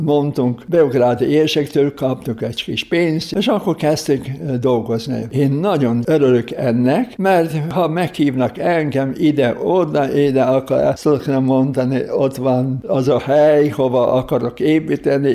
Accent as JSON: {"language": "Hungarian", "country": "Slovenia", "second_language": "Hungarian", "moved": "yes", "said": "én szlovén vagyok, szlovén pap, aki itt a magyar hívek között dolgozik"}